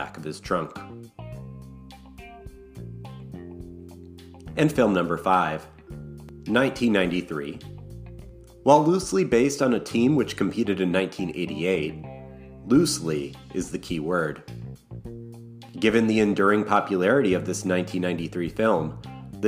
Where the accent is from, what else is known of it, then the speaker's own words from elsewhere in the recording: Wisconsin, United States; my home state of Wisconsin